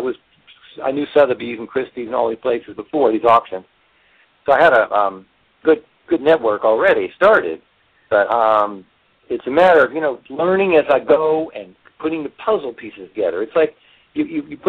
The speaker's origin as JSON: {"language": "English", "town": "Washington", "region": "District of Columbia", "country": "United States", "tie": "born or raised there", "also_born_or_lived": "Maryland", "moved": "yes", "lives_now": "Virginia, United States", "said": "I grew up in Washington, D.C. I was born in D.C."}